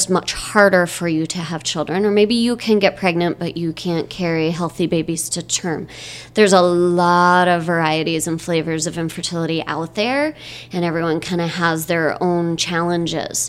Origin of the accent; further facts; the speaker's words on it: Michigan, United States; moved away as an adult; also born or lived in Bay Area, California; now in Chandler, United States; I grew up in Michigan and spent some time living in the Bay Area of California after college, and I'm now living in Chandler, Arizona